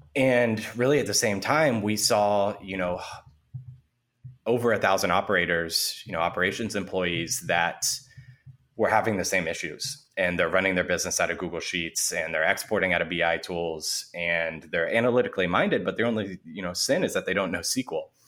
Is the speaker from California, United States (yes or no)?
yes; San Francisco, California, United States; I grew up in San Francisco in the city itself